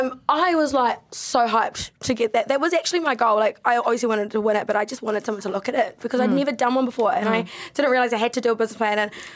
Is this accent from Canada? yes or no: no; United Kingdom; But I really want a Mercedes because I'm a British bitch.